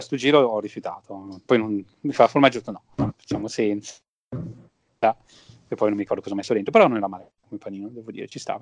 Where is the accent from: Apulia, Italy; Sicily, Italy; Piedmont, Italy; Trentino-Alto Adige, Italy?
Piedmont, Italy; siamo dei Piemontesi